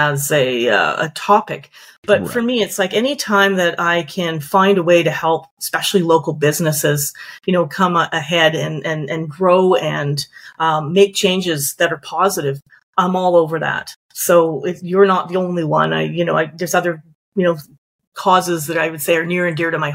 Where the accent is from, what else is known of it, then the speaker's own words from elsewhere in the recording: Calgary, Alberta, Canada; moved away as an adult; now in Victoria, Canada; I'm originally from Calgary. So I moved out here 20 years ago for my career